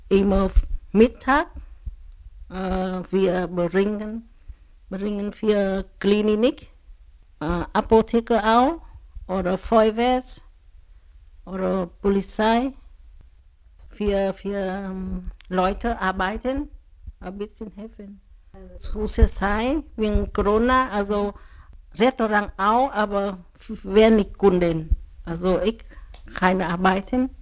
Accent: Vietnam; German is a second language; now in Greifswald, Germany; Ich komme aus Vietnam. Ich spreche Vietnamesisch und ein bisschen Deutscher und Susi. Ähm, ich ähm, vor langer Zeit ich nach Deutschland gezogen

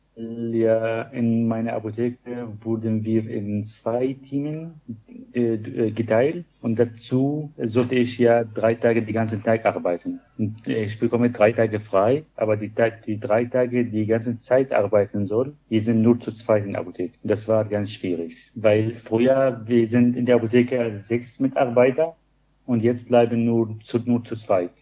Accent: Syria; German is a second language; moved away as an adult; also born or lived in Greifswald; ich komme aus Syrien

